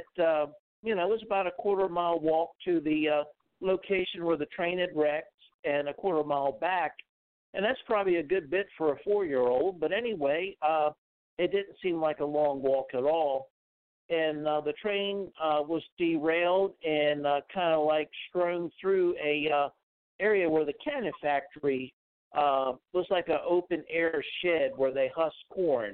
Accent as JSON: {"language": "English", "region": "Maryland", "country": "United States", "tie": "born or raised there", "moved": "yes", "lives_now": "Florida, United States", "said": "I grew up in Maryland"}